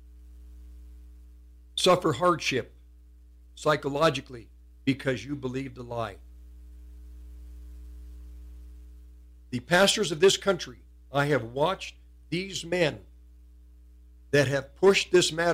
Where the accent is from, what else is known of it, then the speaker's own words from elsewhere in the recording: United States; we as American Christians